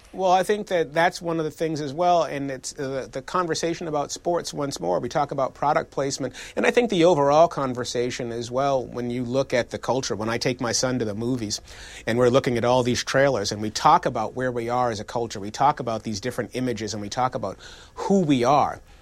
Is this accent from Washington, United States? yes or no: no; Boston, Massachusetts, United States; my family made growing up in Boston